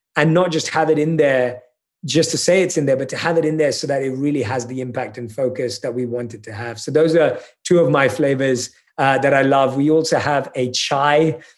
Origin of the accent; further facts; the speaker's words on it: United Kingdom; I'm British